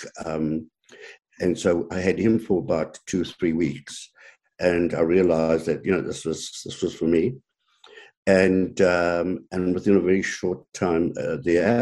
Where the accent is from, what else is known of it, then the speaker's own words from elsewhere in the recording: South Africa; moved away as an adult; now in Canada; growing up in South Africa, I always had dogs, five or six dogs